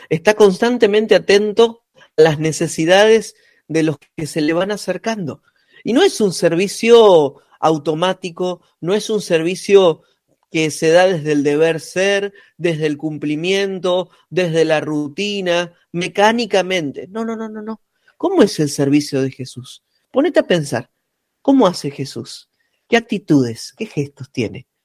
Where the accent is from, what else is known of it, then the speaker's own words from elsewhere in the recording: Punta Alta, Buenos Aires Province, Argentina; moved away; Mi ciudad natal, ah, donde estoy en este momento